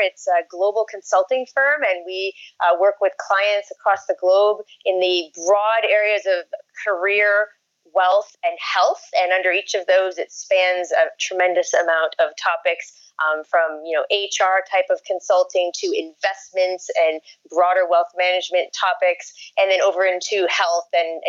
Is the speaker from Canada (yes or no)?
yes; Canada; now in Brooklyn, United States; I always get called out when I'm in a meeting as being a Canadian. Yep. But I'm a proud Canadian.